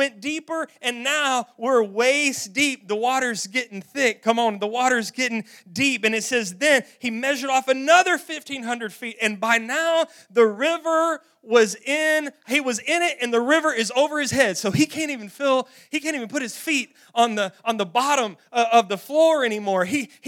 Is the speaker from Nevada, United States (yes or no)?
no; Roaring Springs, Texas, United States; We grew up in Roaring Springs, Texas. Roaring Springs has a natural spring-fed swimming pool